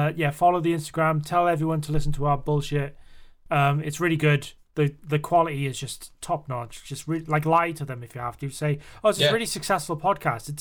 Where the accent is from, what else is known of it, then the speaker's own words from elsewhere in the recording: United Kingdom; we are British